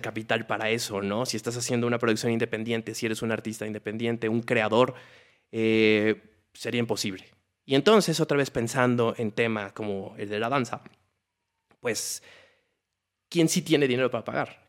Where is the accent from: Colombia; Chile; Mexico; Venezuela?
Mexico; como mexicanos